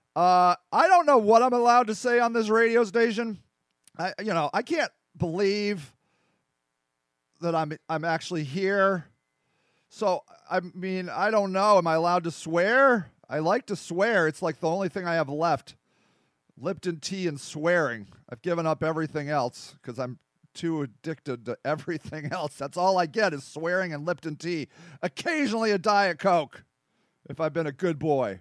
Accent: United States; over here in America

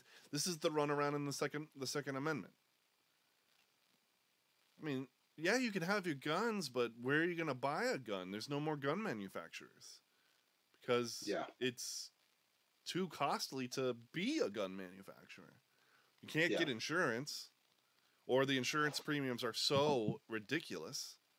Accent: United States; We love guns because we're American.

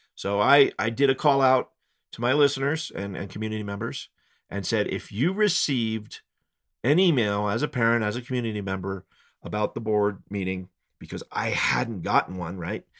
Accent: Fort Collins, Colorado, United States; now in Estes Park, United States; I grew up skateboarding down in Fort Collins

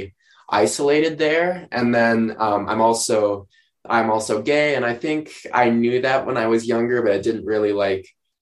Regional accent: outside Steamboat Springs, Colorado, United States; I grew up not outside of Steamboat Springs, Colorado, as a matter of fact, which is even more rural.

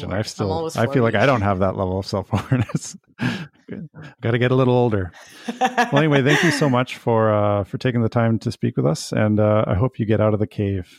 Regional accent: Canada; because I'm actually from Canada originally.

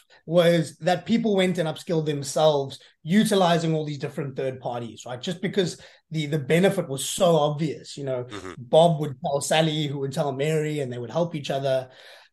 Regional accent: South Africa; as a South African

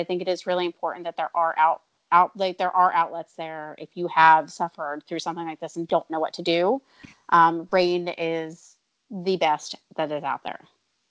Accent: New Jersey, United States; I grew up right outside of Philadelphia

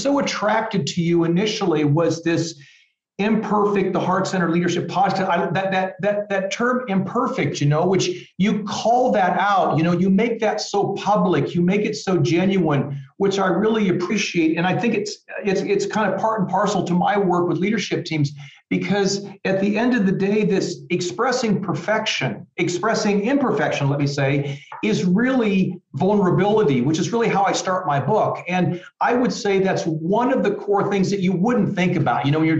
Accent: Midwest, United States; growing up, I grew up in the Midwest and, you know, big football country and things like that.

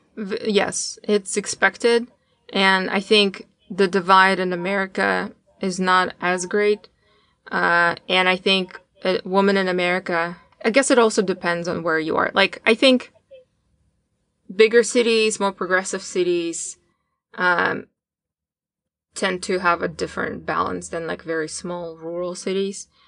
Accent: Tatarstan, Russia; moved away as an adult; now in United States; I, uh, was born and raised in Tarstan, which is an independent republic that is located inside of Russia.

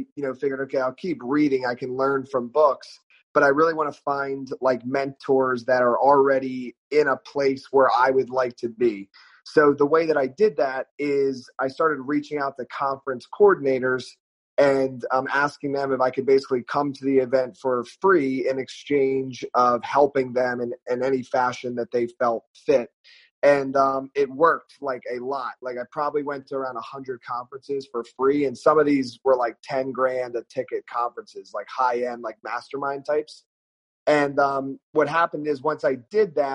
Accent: Pennsylvania, United States; moved away as an adult; also born or lived in South Carolina; I grew up in Pennsylvania. I went to college in South Carolina, though.

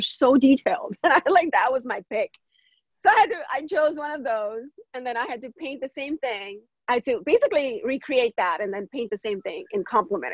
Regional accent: Vadodara, Gujarat, India; moved away as an adult; now in United States; I was born in India from a small city named Baroda. It's a metropolitan city in Gujarat.

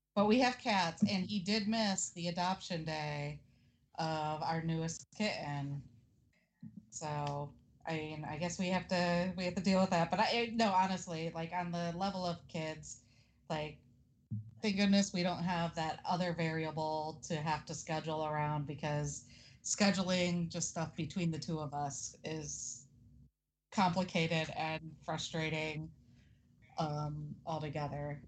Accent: Ohio, United States; now in Florida, United States; I'm originally from Ohio. Um, been down in Florida for about sixteen years.

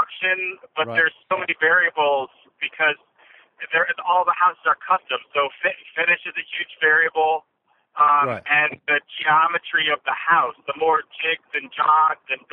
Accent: United States; we're American

